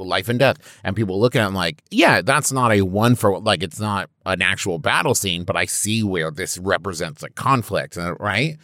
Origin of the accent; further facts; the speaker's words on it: Huntington, West Virginia, United States; I'm from Huntington, West Virginia